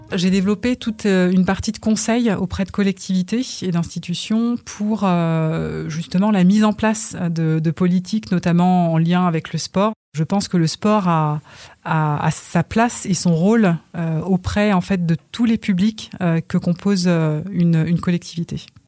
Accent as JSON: {"language": "French", "town": "Val-de-Reuil", "region": "Normandy", "country": "France", "tie": "born or raised there", "also_born_or_lived": "Congo", "said": "Val d'Oreuil, euh, c'est ma maison. c'est là où j'ai grandi."}